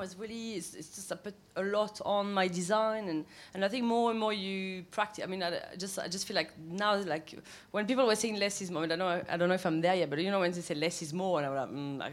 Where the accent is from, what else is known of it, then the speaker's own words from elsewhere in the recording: south of France, France; English is a second language; moved away as an adult; also born or lived in Paris; now in London, United Kingdom; we came back to south of France. When I was two, and I grew up in a village where like 300 people, like really tiny